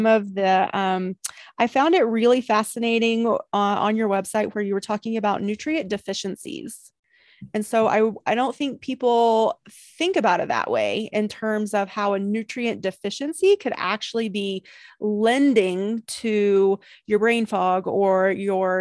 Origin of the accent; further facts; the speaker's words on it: East Coast, United States; now in California, United States; I'm from the East Coast too, even though I live in California now.